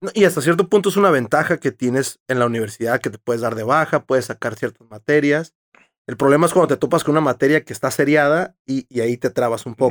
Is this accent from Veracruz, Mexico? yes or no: no; Tijuana, Baja California, Mexico; yo sí soy de aquí y he crecido toda mi vida aquí